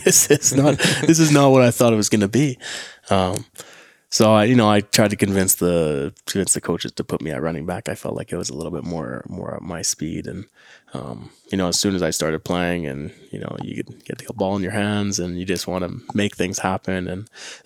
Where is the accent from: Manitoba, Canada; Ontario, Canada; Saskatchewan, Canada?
Manitoba, Canada; Winnipeg; I'm from St. James in Winnipeg